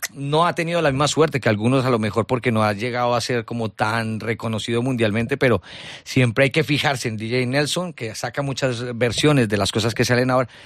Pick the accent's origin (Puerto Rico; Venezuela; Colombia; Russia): Colombia; moved away as an adult; now in Spain; vengo de Colombia, trabajé mucho tiempo en Caracol Radio